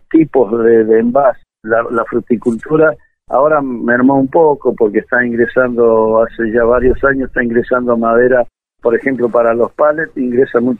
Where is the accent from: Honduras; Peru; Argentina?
Argentina; San Rafael, Mendoza; moved away; yo vengo de San Rafael, este, vine en el año 82, me vine a vivir acá.